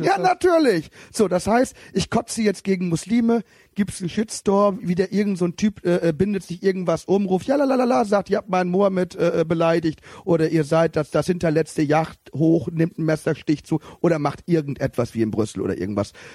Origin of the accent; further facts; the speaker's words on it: Cologne, North Rhine-Westphalia, Germany; als Kölner